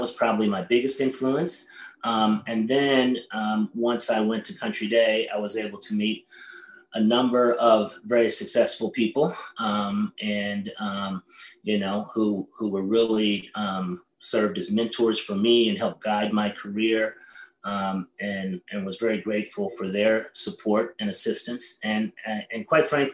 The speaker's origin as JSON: {"language": "English", "town": "East St. Louis", "region": "Illinois", "country": "United States", "tie": "born or raised there", "said": "I grew up in East St. Louis"}